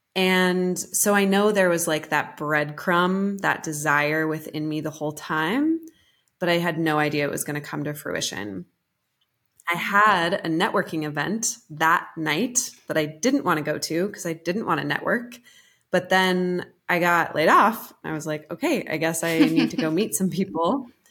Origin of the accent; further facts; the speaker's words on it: Colorado, United States; moved away as an adult; also born or lived in New York City; I'm a rancher's daughter. I'm from Colorado, and my dad's a cowboy